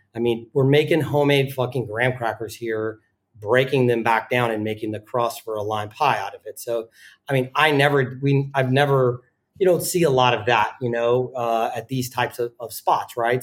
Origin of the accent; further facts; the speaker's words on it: the South, United States; moved away as an adult; also born or lived in Richmond / New York; now in Amsterdam, Netherlands; I grew up in the South